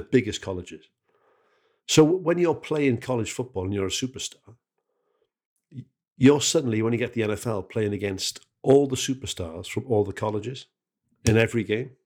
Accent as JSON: {"language": "English", "region": "Wales", "country": "United Kingdom", "said": "as a Welsh bloke, uh, who's, who's, you know, family are from the Welsh valleys"}